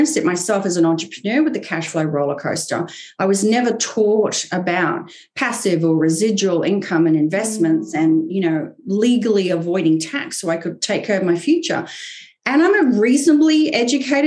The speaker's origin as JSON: {"language": "English", "region": "Queensland", "country": "Australia", "tie": "born or raised there", "also_born_or_lived": "England", "moved": "as an adult", "lives_now": "United States", "said": "I was born in England, but I grew up in Australia"}